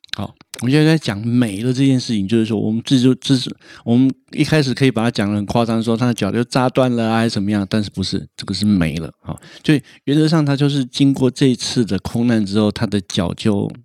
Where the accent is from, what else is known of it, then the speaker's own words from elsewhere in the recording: Taiwan; 我们台湾人